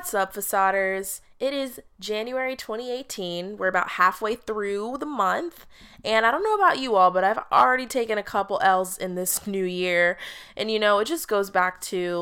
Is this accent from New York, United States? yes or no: no; Orlando, Florida, United States; we're both from Orlando, Florida, and we both went to UCF